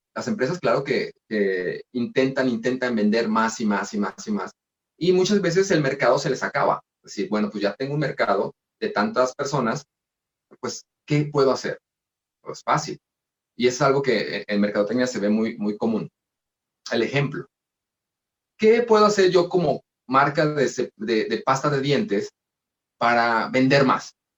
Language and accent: Spanish; Mexico; así somos nosotros los mexicanos